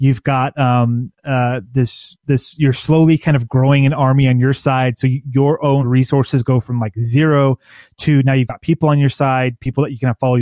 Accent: United States; as an American in America

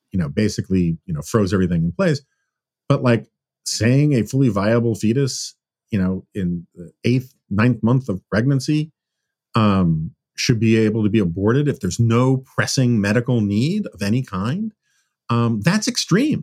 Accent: New York, United States; moved away; I spent my formative years growing up in New York

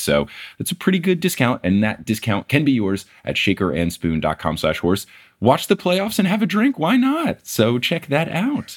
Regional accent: New Jersey, United States; growing up in New Jersey

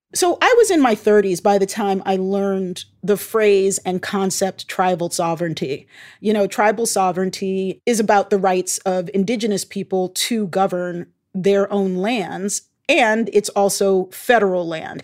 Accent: Baltimore, Maryland, United States; Baltimore, my hometown

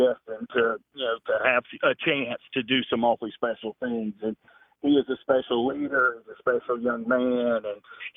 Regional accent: Clemson, South Carolina, United States; moved away as an adult; now in Georgia, United States; I grew up in Clemson, South Carolina.

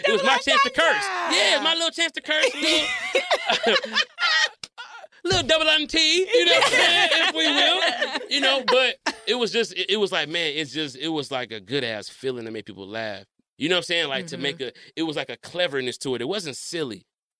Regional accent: Detroit, Michigan, United States; I'm from Detroit. I'm from Detroit, yeah.

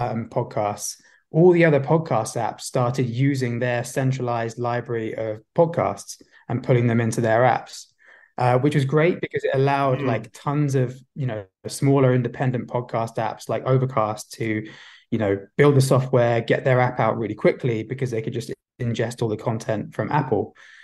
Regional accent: London, United Kingdom; I'm actually from London. Yeah, but maybe there's a bit of an Aussie twang. I've never actually been to Australia

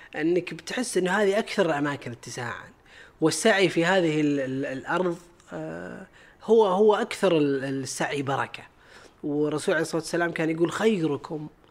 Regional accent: Saudi Arabia; عندنا بالسعوديه الحمد لله والناس اللي فيها بغض النظر عن جنسيتهم هذه طبيعه ديرتنا

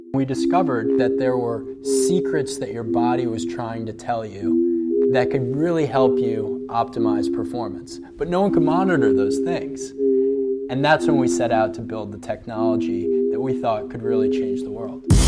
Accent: Long Island, New York, United States; I grew up in a neighborhood that was really good at lacrosse because I grew up on Long Island

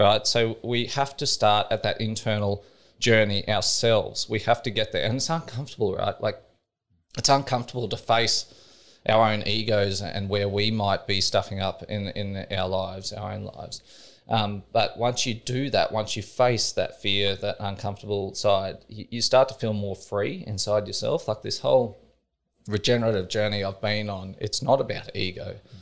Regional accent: Australia; I was brought up in Cattle Station

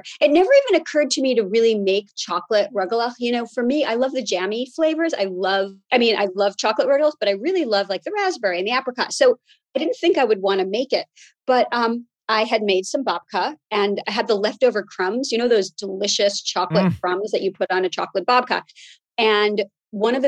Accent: New York City, New York, United States; I grew up in Brooklyn. My grandmother lived right near us in Flatbush

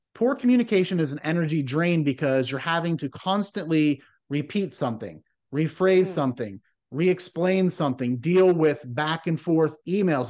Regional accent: Midwest, United States; growing up in the Midwest

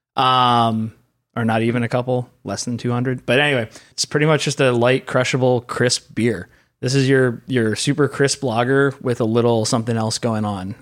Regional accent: Pennsylvania, United States; I grew up in Pennsylvania, so Rolling Rock was our local beer

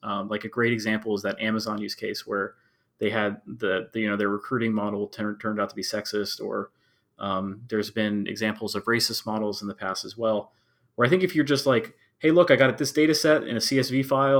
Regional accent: Maryland, United States; I currently live in Maryland and I have lived in Maryland my whole life.

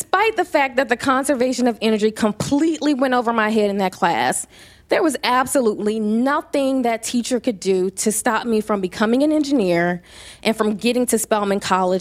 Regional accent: Louisiana, United States; moved away as an adult; also born or lived in Atlanta; But I am from Louisiana. I am a Southern debutante

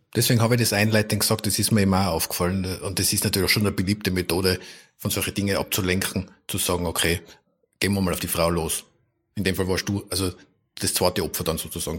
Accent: Tyrol, Austria; moved away; also born or lived in Vienna; als Tiroler in Wien

